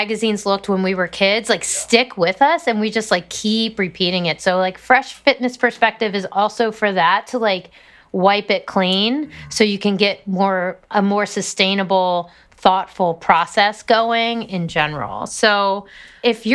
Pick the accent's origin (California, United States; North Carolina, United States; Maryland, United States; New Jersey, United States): Maryland, United States; Harford County; I'm from the other part of Maryland, very northern Maryland, Harford County